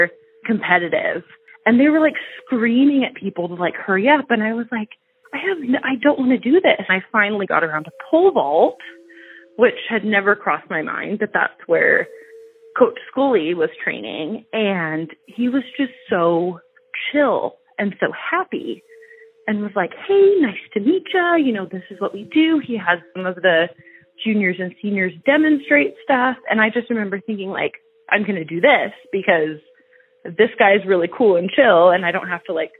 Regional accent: Ferndale, Washington, United States; also born or lived in Bellingham, Washington; I was actually born in Bellingham. And I was raised in Ferndale. So from basically the time that I was a baby until I was 15, I grew up in Ferndale

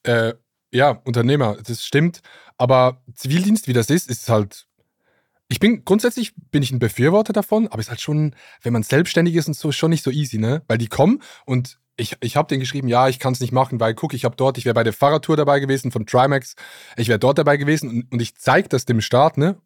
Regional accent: Switzerland; accent: Swiss Standard German; ich komme ja aus der Schweiz und da hat es viele Vorteile. Schönes Land, äh, Roger Federer und FC Basel

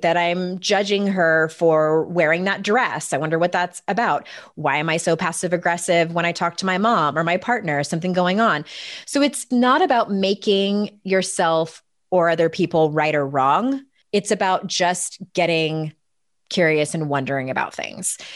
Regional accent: San Diego, California, United States; moved away as an adult; now in East Coast, United States; I was born and raised in San Diego. I was there until I was thirty-six

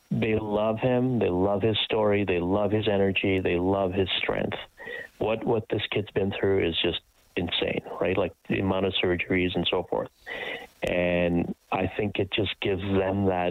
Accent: Kenya; moved away; I was born in Kenya, come from poverty

